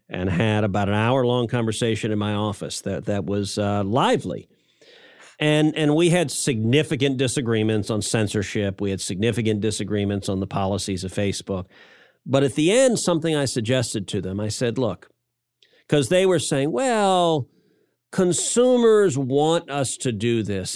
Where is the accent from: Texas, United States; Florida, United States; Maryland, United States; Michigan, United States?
Texas, United States; I'm a Texan.